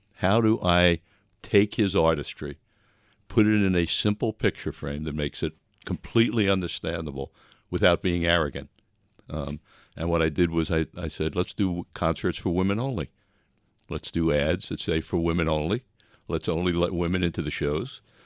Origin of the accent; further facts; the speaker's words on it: Long Island, New York, United States; moved away as an adult; also born or lived in Buffalo, New York / California; I was raised in Long Island